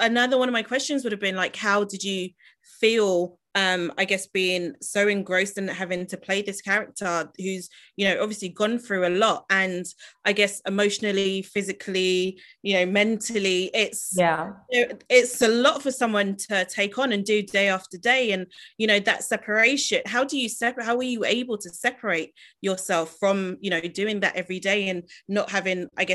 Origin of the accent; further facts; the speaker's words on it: London, United Kingdom; I grew up in Tulse Hill, so I always love to shout out a fellow South Londoner.